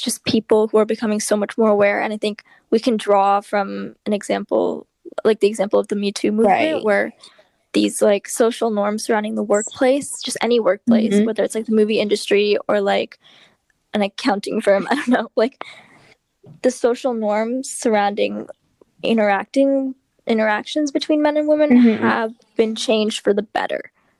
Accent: Berkeley, California, United States; we're from the Bay Area, we're from like, it was like Berkeley area

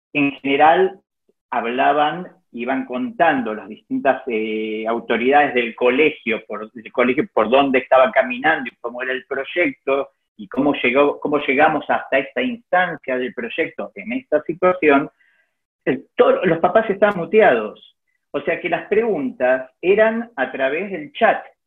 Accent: Argentina; como argentino

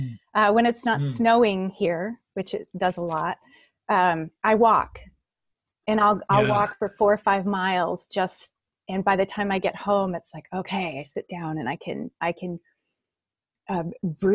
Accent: Holland, Michigan, United States; Michigan. Michigan, US. Yeah.

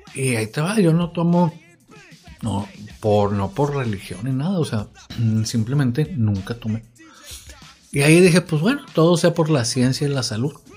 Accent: Culiacán, Sinaloa, Mexico; also born or lived in Monterrey; yo soy de aquí de Culiacán

